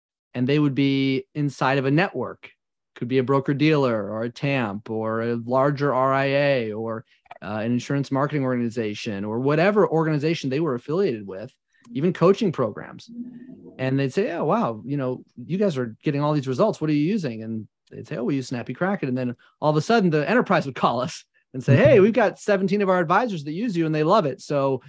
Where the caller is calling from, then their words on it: Georgia, United States; I am in the beautiful Appalachian Mountains in North Georgia, right on the border of North Carolina.